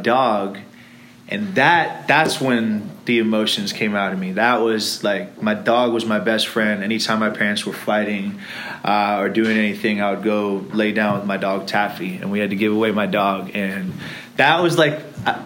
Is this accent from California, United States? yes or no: yes; Irvine, California, United States; also born or lived in Los Angeles, California / England; Was born in Los Angeles. We lived there for about 4 years. And then we decided to moved to Irvine.